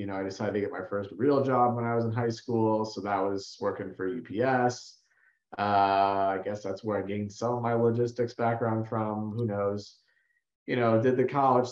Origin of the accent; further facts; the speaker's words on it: Chicago, Illinois, United States; I'm born and raised in the Chicago suburbs, about an hour north of the city